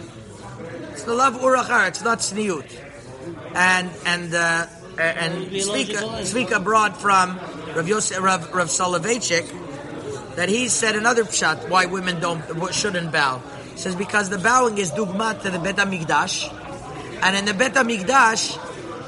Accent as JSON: {"language": "English", "town": "Montreal", "region": "Quebec", "country": "Canada", "tie": "born or raised there", "said": "I grew up in Montreal"}